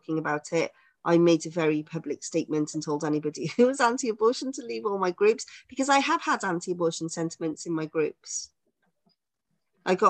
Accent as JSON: {"language": "English", "town": "Cardiff", "region": "Wales", "country": "United Kingdom", "moved": "as an adult", "lives_now": "South Wales Valleys, United Kingdom", "said": "I'm from Cardiff."}